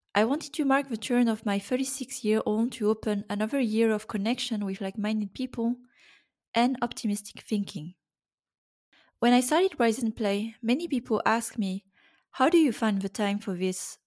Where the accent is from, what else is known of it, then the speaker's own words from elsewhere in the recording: Brittany, France; I was born in France in nineteen eighty-five.